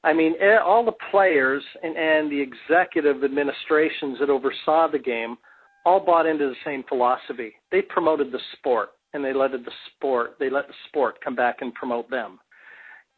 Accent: Canada; moved away as an adult; also born or lived in England; I came from Canada

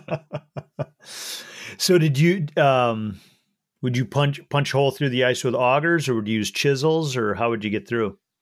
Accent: Minnesota, United States; coming from minnesota myself you know we do a lot of ice fishing up here

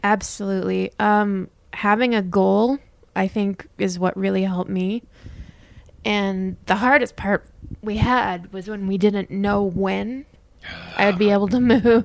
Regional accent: Winnipeg, Manitoba, Canada; moved away as an adult; now in Utah, United States; I grew up in Winnipeg and I lived there my whole life, but just before I moved here

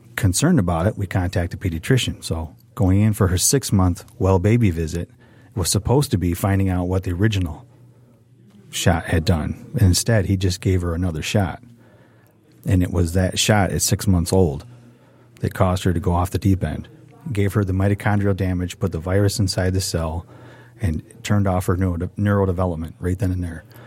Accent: Redford, Michigan, United States; I grew up with in Redford

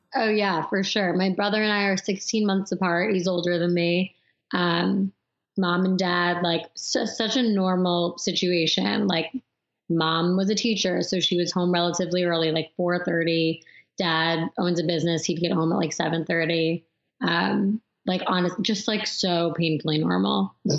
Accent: Long Island, New York, United States; I grew up on Long Island

